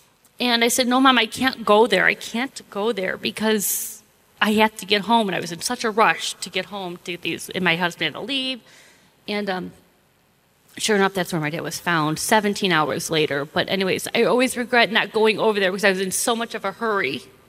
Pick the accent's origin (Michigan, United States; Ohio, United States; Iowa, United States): Ohio, United States; Brook Park; We moved in this little tiny house, two-bedroom house, and where I grew up in Brook Park.